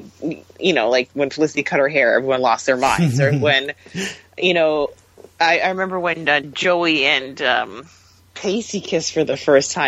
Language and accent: English; Canada; growing up in Canada